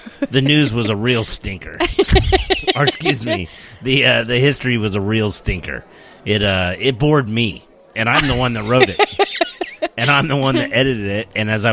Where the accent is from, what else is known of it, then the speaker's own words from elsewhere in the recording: United States; we're American